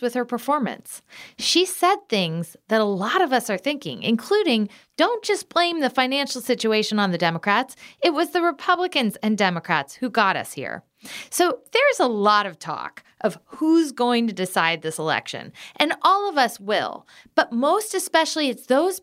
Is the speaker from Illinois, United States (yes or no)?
yes; Galesburg, Illinois, United States; moved away; I grew up in Galesburg, Illinois, and worked in Midwestern politics.